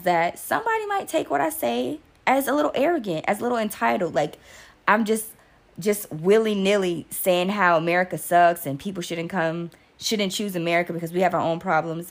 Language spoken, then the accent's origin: English; United States; I am American